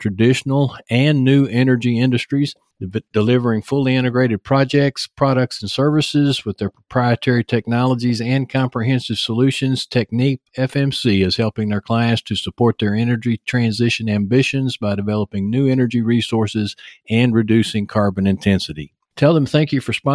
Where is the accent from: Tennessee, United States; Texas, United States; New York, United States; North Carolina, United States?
Texas, United States; accent: Texas; I've got my Texas accent